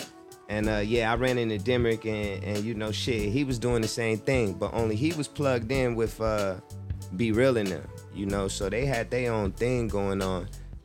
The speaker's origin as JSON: {"language": "English", "town": "Las Vegas", "region": "Nevada", "country": "United States", "tie": "born or raised there", "also_born_or_lived": "Flint, Michigan", "said": "Yeah. And I was pretty much raised in Vegas. That's where I spent most of my years."}